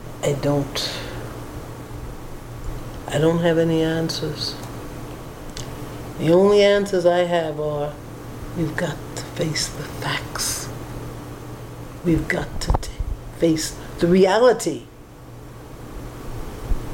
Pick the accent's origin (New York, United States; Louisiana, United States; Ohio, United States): New York, United States; moved away as an adult; now in Franklin, United States; I grew up in New York when you couldn't go in certain restaurants.